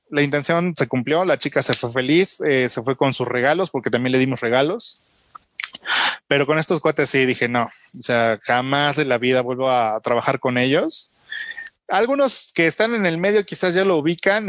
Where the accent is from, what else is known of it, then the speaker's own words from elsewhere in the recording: Mexico; Como mexicanos